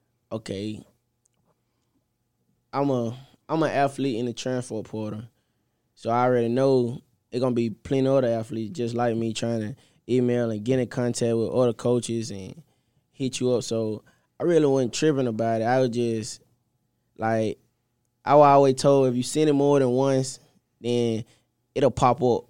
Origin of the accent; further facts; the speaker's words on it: Mississippi, United States; Like, I don't mind being from home, but I'm from Mississippi and Illinois. That's a big jump. And they're really my first time just out of state, staying out of state for this long.